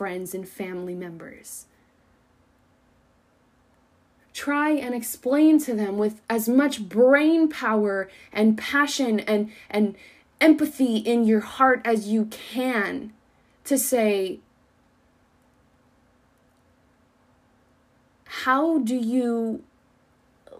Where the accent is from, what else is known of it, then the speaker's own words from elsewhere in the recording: Colorado, United States; moved away; the people that I grew up with back in Colorado, my tight-knit little community